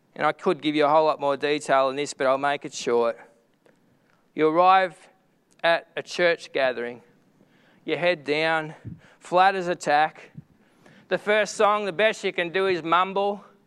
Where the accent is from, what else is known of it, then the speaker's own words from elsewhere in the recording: Echuca, Victoria, Australia; my hometown of Echuca